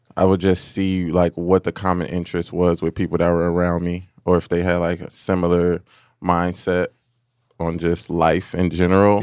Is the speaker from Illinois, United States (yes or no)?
yes; Hillside, Illinois, United States; also born or lived in Chicago, Illinois / Montgomery, Illinois; We moved further west to Hillside